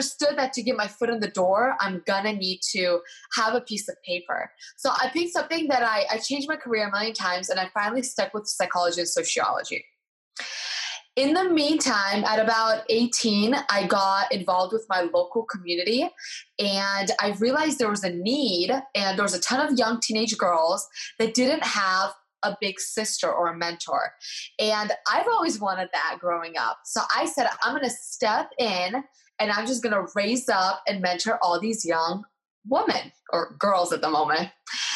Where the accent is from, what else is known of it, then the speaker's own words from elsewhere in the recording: United States; also born or lived in Eastern Europe; I was born in Eastern Europe. I came to America. I was 5 years old.